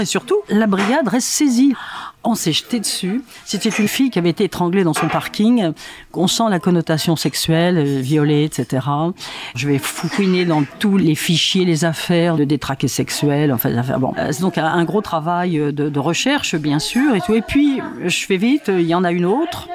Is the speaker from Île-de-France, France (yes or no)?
yes; Vincennes, Île-de-France, France; chez moi à Vincennes